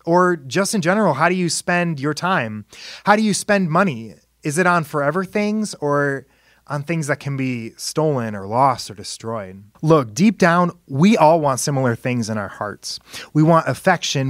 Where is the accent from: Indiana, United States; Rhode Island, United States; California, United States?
Indiana, United States; he was the director of Christian education at my church growing up in Indiana.